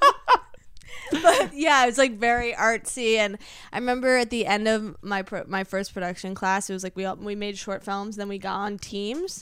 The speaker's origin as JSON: {"language": "English", "region": "Virginia", "country": "United States", "also_born_or_lived": "Los Angeles, United States", "moved": "yes", "said": "I'm from Virginia"}